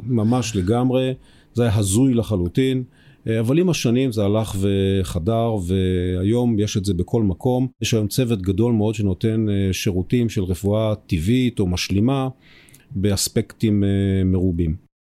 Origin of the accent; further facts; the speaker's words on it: Israel; אנחנו בתור ישראלים